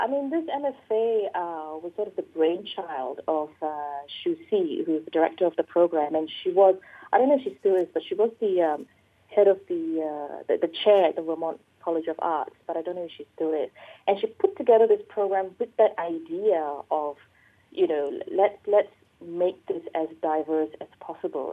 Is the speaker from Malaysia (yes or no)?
yes; Malaysia; I'm Malaysian